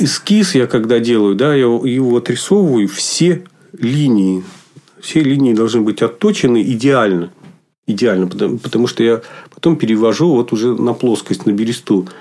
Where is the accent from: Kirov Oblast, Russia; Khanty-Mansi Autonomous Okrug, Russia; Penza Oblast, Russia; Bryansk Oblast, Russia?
Kirov Oblast, Russia; Lupya; also born or lived in near Ulyanovsk; now in Republic of Karelia, Russia; Вообще родился я в малюсенькой деревне, где а, жили одни лесорубы в Кировской области. А, поселок назывался Лупья. Ну, надо сказать, глушь несусветная, конечно, но зато детство прошло среди природы